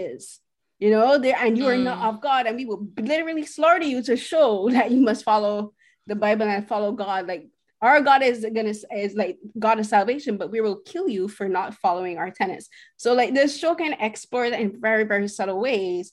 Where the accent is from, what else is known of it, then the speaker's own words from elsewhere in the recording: Barbados; I'm from Barbados